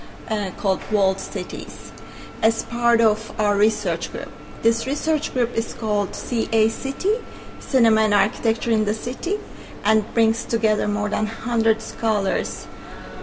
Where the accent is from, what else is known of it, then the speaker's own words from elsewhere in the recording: Turkey; moved away as an adult; now in Belfast, United Kingdom; I'm originally from Turkey, and I've been working here at Queen's in architecture as a lecturer for more than 6 years now